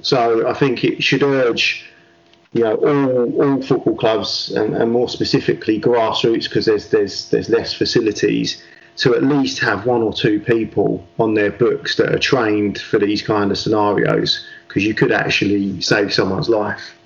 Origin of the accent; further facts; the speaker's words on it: England, United Kingdom; it's really difficult being an Englishman